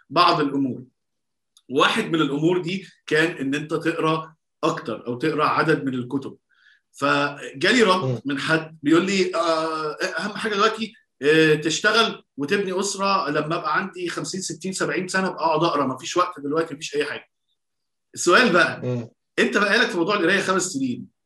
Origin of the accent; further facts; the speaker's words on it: Minya Governorate, Egypt; يا راجل انا منياوي برضه لا والله احنا الـ احنا اصول اهلي من منيا الفولي